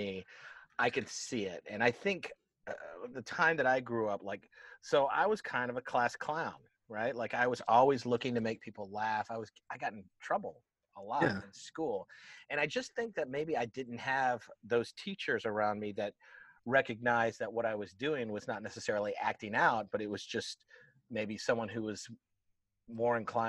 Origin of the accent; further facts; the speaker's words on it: Tampa, Florida, United States; moved away as an adult; now in Atlanta, United States; Originally, I'm from Tampa, Florida. I moved to Atlanta, Georgia, in '89 to go to college, and I've been here ever since.